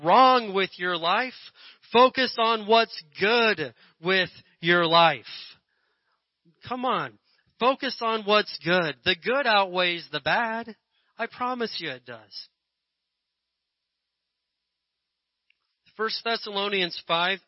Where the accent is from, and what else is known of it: Indiana, United States; born or raised there; moved away